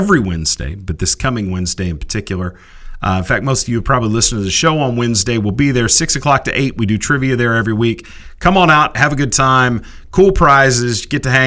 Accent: Austin, Texas, United States; I went to high school in Austin, Texas

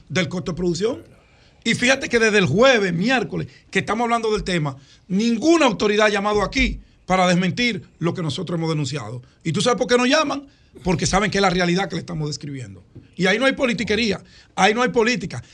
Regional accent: Santo Domingo, Distrito Nacional, Dominican Republic; cerca de donde yo nací, en Cristo Rey

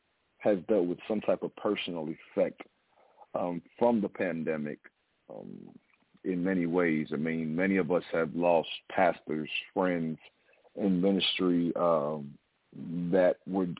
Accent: Hempstead, New York, United States; also born or lived in Oyster Bay, New York; now in Atlanta, United States; I'm originally from Hempstead, New York. I'm now living in Atlanta, Georgia

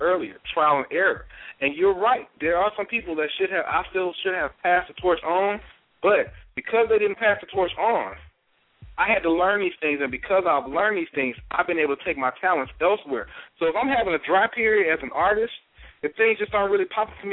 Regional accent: Mississippi Gulf Coast, United States; I'm from Mississippi too

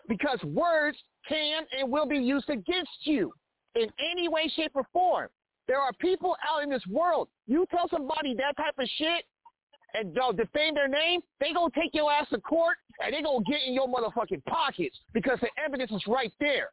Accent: Kansas City, Missouri, United States; moved away as an adult; now in Olathe, United States; I live in Olathe, Kansas. That's 20 minutes outside of Kansas City, Missouri. I can't cross into my hometown

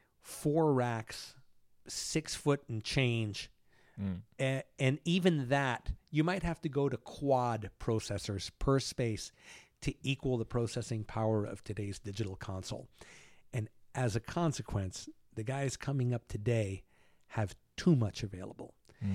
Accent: Cuba; born there; Now, you know, I was born in Cuba.

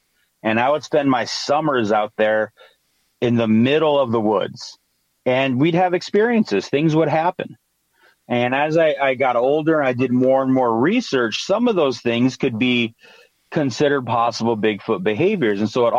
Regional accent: Michigan, United States; also born or lived in Amazon; Growing up in the Amazon, we moved to the Upper Peninsula of Michigan when I was 10, because that's where my dad's from.

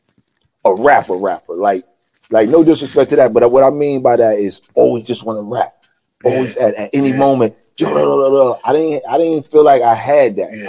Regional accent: New York City, New York, United States; I'm from Queens, I'm from Southside

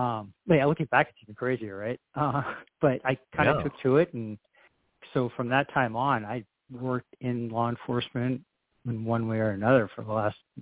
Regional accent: Southern California, United States; now in Whitefish, United States; we were born and raised in Southern California

